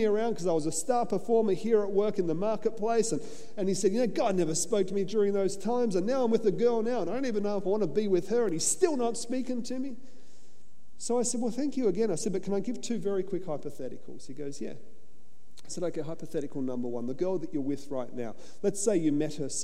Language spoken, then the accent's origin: English; Australia; I'm an Aussie. So I'm just sitting back. I come from convict stock